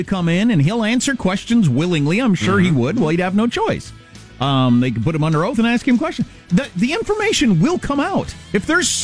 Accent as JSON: {"language": "English", "region": "Kansas", "country": "United States", "said": "I'm from Kansas"}